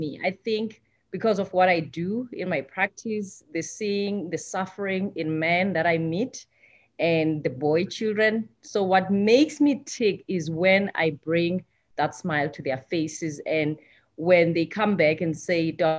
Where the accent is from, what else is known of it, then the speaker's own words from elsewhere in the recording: South Africa; moved away as an adult; I'm from South Africa. Like I said, I thought when I came here 10 years ago